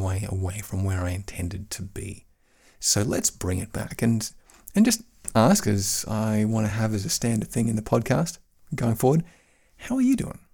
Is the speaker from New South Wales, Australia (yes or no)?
no; Queensland, Australia; now in Bavaria, Germany; I come from Queensland, Australia, which, which is a very, very sunny part of the world